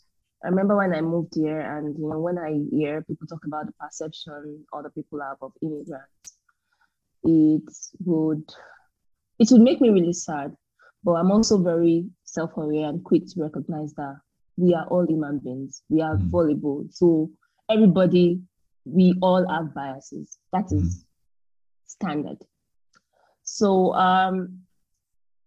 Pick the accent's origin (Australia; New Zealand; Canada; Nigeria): Nigeria; moved away as an adult; That's the main language that we use to communicate in Nigeria. That was the language that was used to, that was trained on while I was in primary school, secondary school, university.